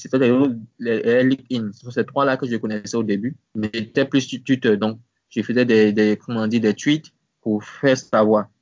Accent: Côte d’Ivoire; also born or lived in Abidjan; c'était ma ville natale, Sobré

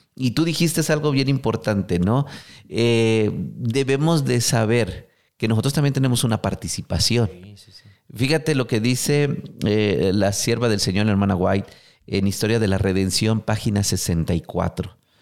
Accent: Mexico; como buen mexicano

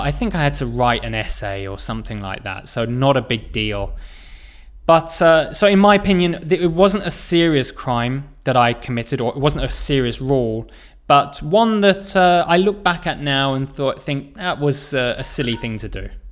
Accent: England, United Kingdom; I am from England

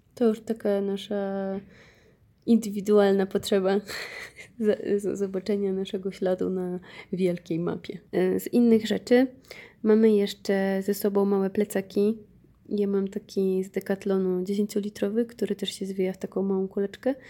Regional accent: Poland

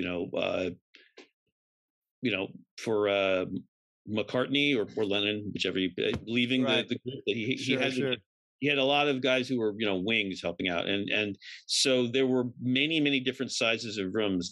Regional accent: New York City, New York, United States; I'm from New York, was born on the Lower East Side

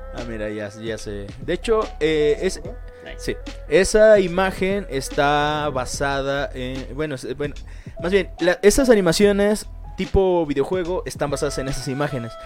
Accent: Mexico; en mi pueblo

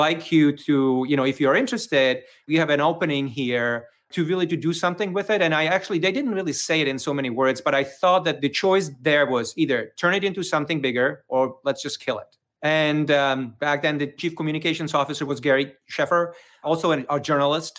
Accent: Czechia; English is a second language; moved away as an adult; also born or lived in Prague, Czech Republic; now in Brooklyn, United States; So you may hear it from my accent. So I'm actually originally from the Czech Republic, even though I'm coming to you live from Brooklyn, New York

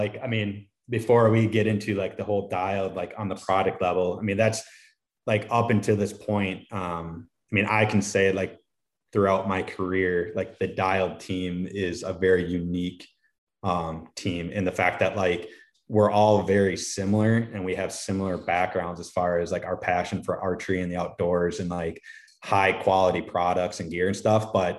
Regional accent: Wisconsin, United States; so I'm originally from Wisconsin, but I'm relocating to Minnesota, unfortunately.

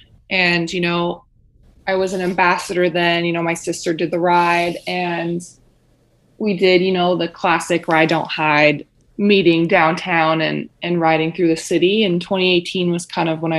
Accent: Winnipeg, Manitoba, Canada; I was born and raised in Winnipeg

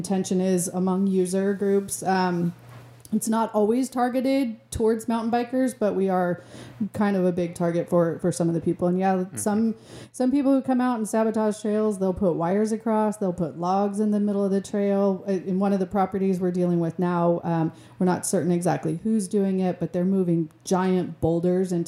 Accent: Lake County, California, United States; I grew up in Lake County.

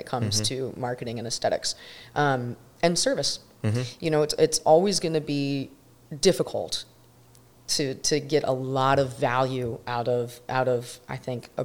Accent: Bradenton, Florida, United States; I'm born and raised in Manatee County, and I know that like the back of my hand

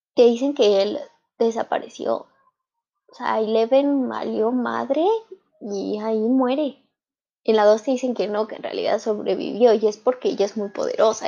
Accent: Mexico; en mi país, en México

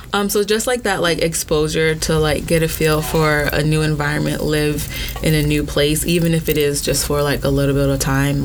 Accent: Orlando, Florida, United States; also born or lived in Brooklyn, New York; I was born in Brooklyn, but I was raised in Orlando

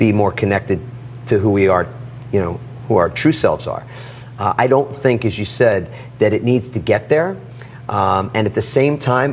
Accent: New York City, New York, United States; I grew up in Queens, New York, in a small apartment.

